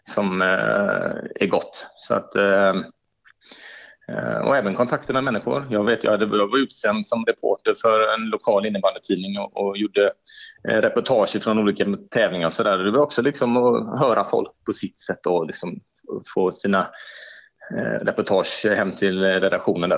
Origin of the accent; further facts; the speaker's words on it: Gothenburg, Västra Götaland, Sweden; also born or lived in Umeå; jag är född och uppväxt och boendes på Hisingen